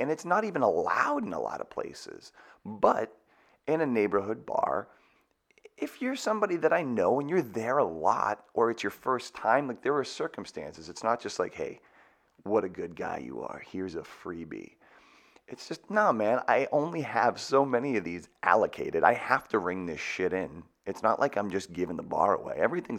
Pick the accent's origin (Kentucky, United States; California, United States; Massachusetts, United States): Massachusetts, United States; Boston; I'm from the Boston area.